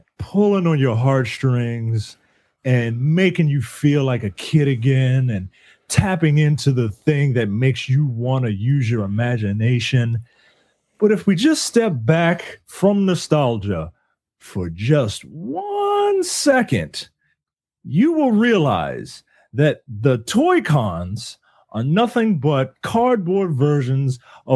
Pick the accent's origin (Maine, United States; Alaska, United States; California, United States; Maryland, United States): Maryland, United States; Baltimore; I'm black and from Baltimore and we call tennis shoes tennis